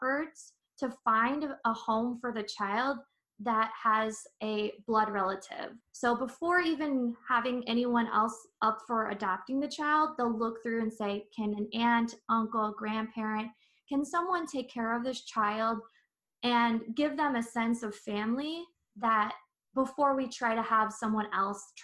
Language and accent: English; San Diego, California, United States; moved away; I'm originally from San Diego and come from a big Filipino American family